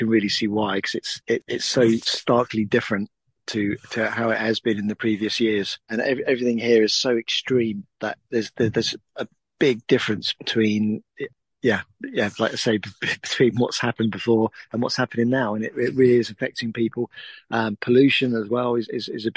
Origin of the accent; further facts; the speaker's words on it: Suffolk, East of England, United Kingdom; I'm from Suffolk, over in England.